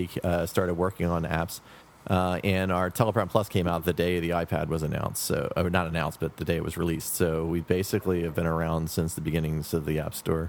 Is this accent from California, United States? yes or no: no; Philadelphia, Pennsylvania, United States; moved away as an adult; also born or lived in San Francisco Bay Area; now in New York City, United States; I grew up in Philadelphia, like I said, where the other two guys are. We went to school together and everything, but then about, I guess, 12 and a half years ago, I had moved to San Francisco, the Bay Area